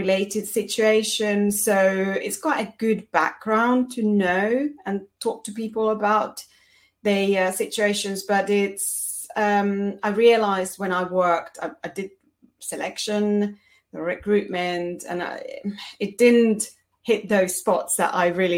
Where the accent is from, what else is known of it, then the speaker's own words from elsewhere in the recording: Finland; moved away as an adult; now in United Kingdom; originally I'm from Finland